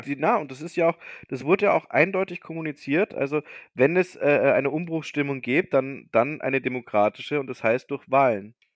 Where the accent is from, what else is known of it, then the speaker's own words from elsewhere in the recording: Bavaria, Germany; bei uns in Bayern